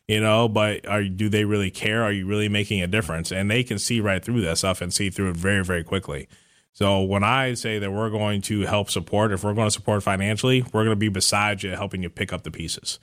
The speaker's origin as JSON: {"language": "English", "town": "Cleveland", "region": "Ohio", "country": "United States", "moved": "as an adult", "lives_now": "Milwaukee, United States", "said": "I'm originally from the Cleveland area, but I recently relocated to Milwaukee."}